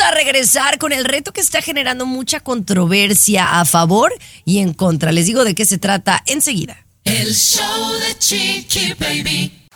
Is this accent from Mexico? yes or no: yes; Mexico; para todos los que somos mexicanos en específico